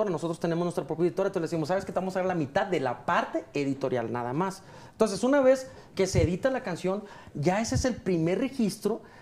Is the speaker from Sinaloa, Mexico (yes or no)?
yes; Mazatlán, Sinaloa, Mexico; yo soy sinaloense, soy mazatleco